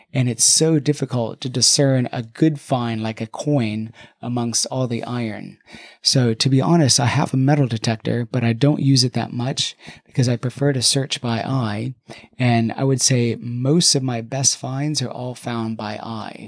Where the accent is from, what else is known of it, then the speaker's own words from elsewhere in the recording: United States; now in London, United Kingdom; as an American